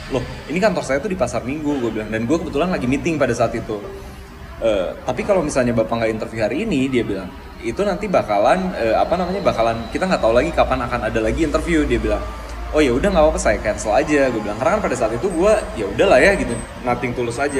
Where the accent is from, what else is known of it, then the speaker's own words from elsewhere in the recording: Bandung, West Java, Indonesia; also born or lived in Jakarta; oh di Bandung ya kebetulan kan gue orang Bandung